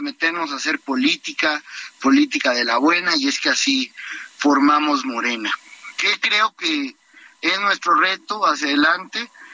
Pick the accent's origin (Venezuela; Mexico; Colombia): Mexico; yo tengo 34 años y como muchos mexicanos